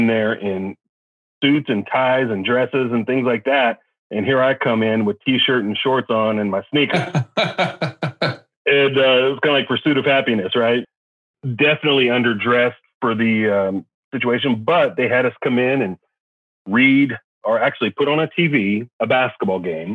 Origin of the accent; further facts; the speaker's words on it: Kansas City, United States; moved away as an adult; also born or lived in Norfolk, Virginia / College Station, Texas; now in Texas, United States; I'm originally from Kansas City area